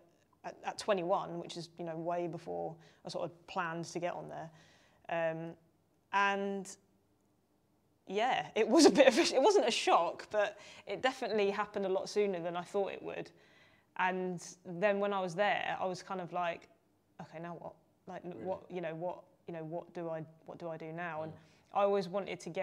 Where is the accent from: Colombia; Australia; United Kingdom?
United Kingdom; London; I'm from London.